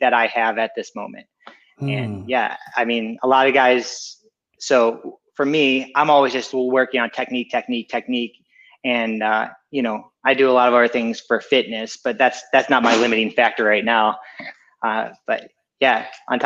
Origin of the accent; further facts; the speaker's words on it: Ohio, United States; moved away as an adult; also born or lived in California; now in Murrieta, United States; I grew up in Ohio, so there's not much mountains